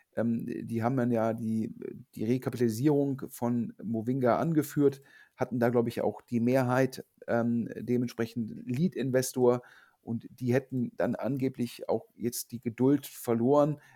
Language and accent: German; Düsseldorf, North Rhine-Westphalia, Germany; in Düsseldorf, also in, in, in Anführungsstrichen meiner Heimatstadt